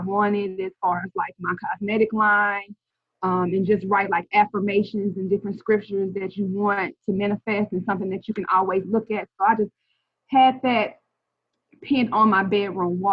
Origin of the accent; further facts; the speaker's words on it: Kansas City, Missouri, United States; moved away; also born or lived in St. Louis, Missouri; I'm originally from Kansas City, and I had lived in St. Louis for like 20 years